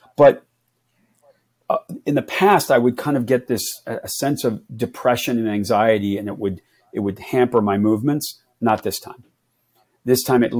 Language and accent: English; Philadelphia, Pennsylvania, United States; We grew up in the Philadelphia area